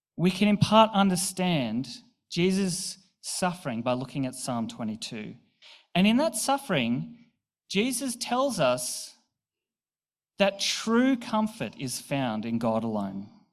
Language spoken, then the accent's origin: English; Newcastle, New South Wales, Australia; also born or lived in Bathurst; I was moving from Newcastle to Bathurst uh, for uni. So I was 18, fresh out of home